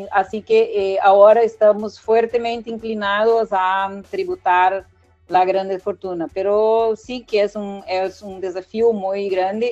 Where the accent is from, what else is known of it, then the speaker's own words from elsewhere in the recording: Brazil; nosotros en Brasil